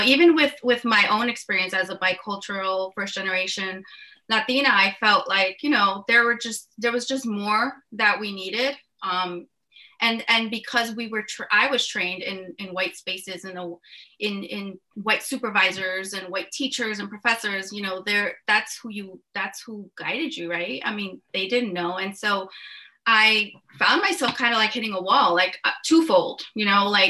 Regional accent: New York City, New York, United States; moved away as an adult; now in New Jersey, United States; I actually grew up in New York City in Uptown Manhattan

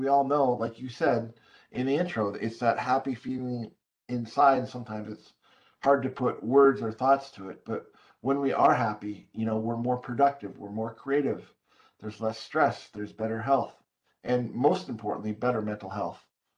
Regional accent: Hong Kong; Well, I'm born and raised in Hong Kong, although I'm a white Caucasian male.

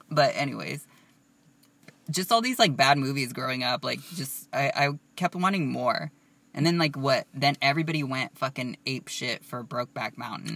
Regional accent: Southern California, United States; we're from Southern California

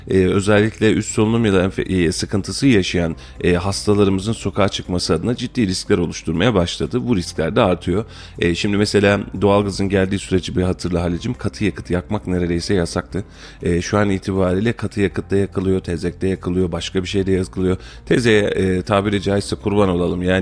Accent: Argıncık, Kayseri Province, Turkey; E, bir Argıncıklı olarak Halil Bey Argıncık'ın kılıcını salladı.

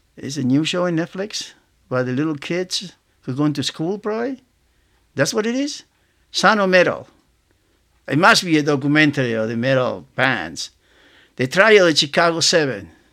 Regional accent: Argentina; moved away as an adult; I grew up in Argentina, uh, in South America, and I came here when I was nineteen

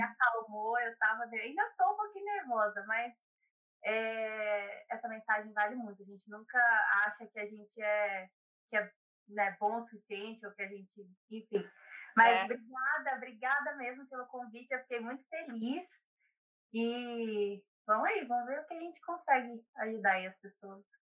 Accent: São Paulo, Brazil; accent: São Paulo; moved away as an adult; now in Ireland; Eu sou de São Paulo, capital. Nasci e cresci em São Paulo.

